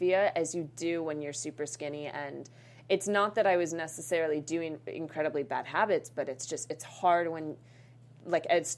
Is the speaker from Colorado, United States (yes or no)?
yes; Boulder, Colorado, United States; moved away; I'm originally from Boulder, Colorado.